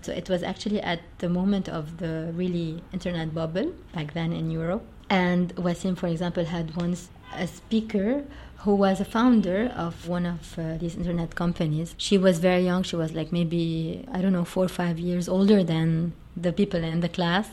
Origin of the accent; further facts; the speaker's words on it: Beirut, Beirut Governorate, Lebanon; I grew up in Beirut. I went to a lovely school and I spent all of my uh, school years there up until graduation.